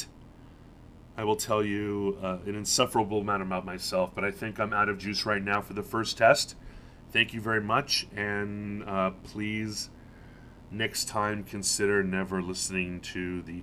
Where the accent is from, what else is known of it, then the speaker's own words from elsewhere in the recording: United States; also born or lived in Norwich, United Kingdom; I grew up being scared of the Soviet Union as an American